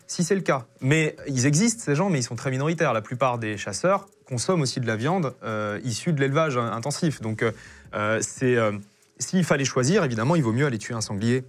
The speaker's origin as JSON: {"language": "French", "town": "Pompertuzat", "region": "Occitania", "country": "France", "tie": "born or raised there", "said": "j'ai grandi euh, à Pompertusa, au sud de Toulouse"}